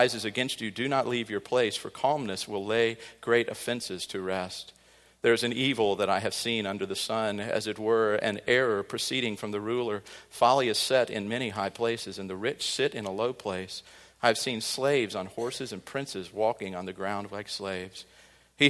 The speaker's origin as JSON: {"language": "English", "region": "Midwest", "country": "United States", "tie": "born or raised there", "said": "growing up on the Mississippi River"}